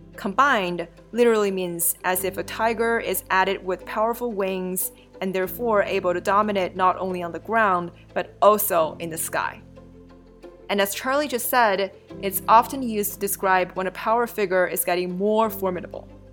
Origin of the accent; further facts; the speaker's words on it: China; When I was a kid growing up in China